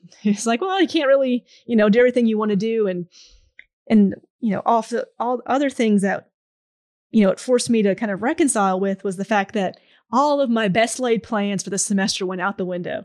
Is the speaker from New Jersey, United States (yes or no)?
no; Pittsburgh, Pennsylvania, United States; moved away; I'm originally from Pittsburgh, Pennsylvania